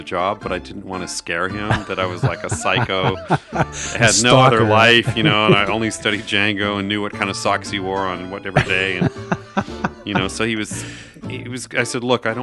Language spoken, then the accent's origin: English; Southern California, United States; moved away as an adult; also born or lived in Wisconsin / Los Angeles; now in Nashville, United States; I grew up in Southern California, born in Wisconsin, but raised in Southern California for most of my life. In the last 4 or 5 years, I've been living in Nashville.